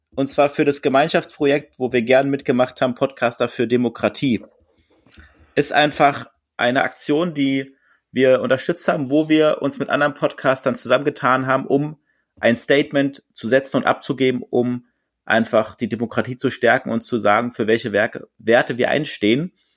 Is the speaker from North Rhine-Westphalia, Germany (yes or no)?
no; Berlin, Germany; now in Hamburg, Germany; Als Berliner